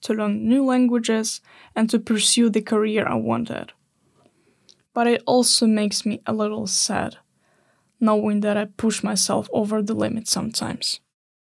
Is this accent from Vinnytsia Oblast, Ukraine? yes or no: no; Odesa, Odesa Oblast, Ukraine; moved away as an adult; now in Sweden; I grew up in Odessa. It's a big city in the south of Ukraine, just by the Black Sea